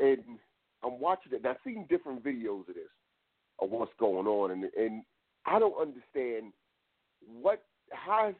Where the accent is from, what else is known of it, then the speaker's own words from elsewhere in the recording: New Jersey, United States; I was born in New Jersey, so I'm not from down south